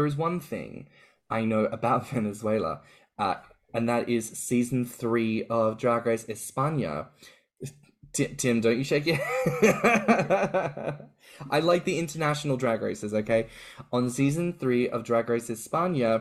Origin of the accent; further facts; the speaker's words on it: Australia; now in United Kingdom; growing up in Australia, now living in the UK